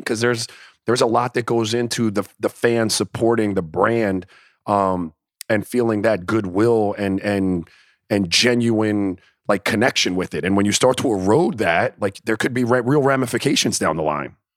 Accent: Miami, Florida, United States; moved away; also born or lived in U.S. Virgin Islands; I grew up in Miami and in the Virgin Islands

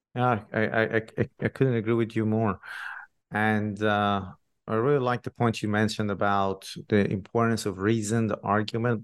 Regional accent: Iran; I'm originally from Iran myself

